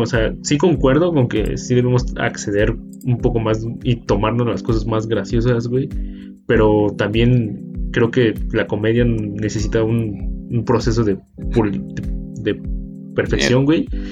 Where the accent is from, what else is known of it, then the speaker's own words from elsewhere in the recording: Mexico; siendo mexicanos